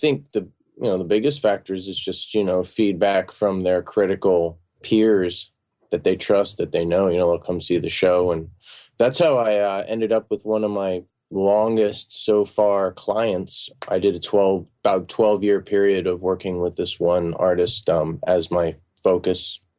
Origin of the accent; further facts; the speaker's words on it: Virginia, United States; also born or lived in Singapore / Maine; Well, I was born overseas in Singapore, but we spent a lot of time in Virginia and up in Maine